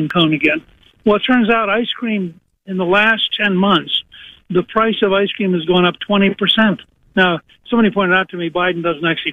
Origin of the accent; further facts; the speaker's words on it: Harrisburg, Pennsylvania, United States; moved away; I was born in Harrisburg.